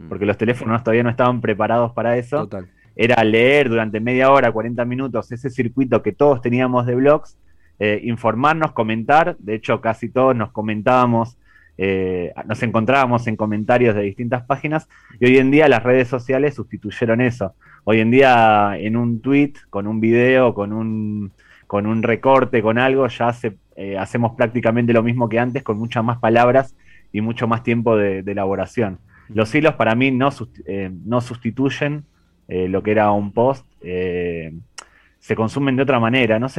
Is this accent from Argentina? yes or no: yes; Argentina; also born or lived in Spain; Sí, yo a pesar del acento soy español, pero vivo actualmente en Argentina. Durante la etapa de Renaldiños y Pavones vivía en España. Siempre me gustó el, fútbol, crecí en Argentina